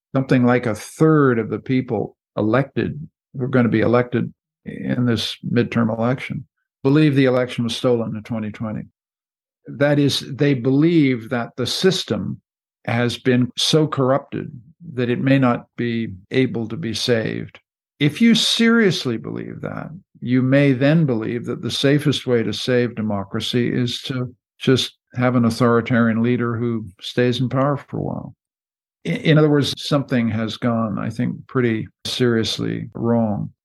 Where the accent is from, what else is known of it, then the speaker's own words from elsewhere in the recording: Canada; I'm a Canadian, I'm not an American